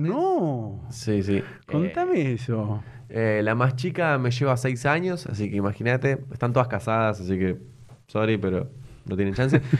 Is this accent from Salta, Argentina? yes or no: no; San Isidro, Buenos Aires Province, Argentina; also born or lived in zona norte; Em, yo nací eh, bueno, en San Isidro. Ah, sí. Eh, ahí en zona norte. Sí, viví toda mi vida ahí.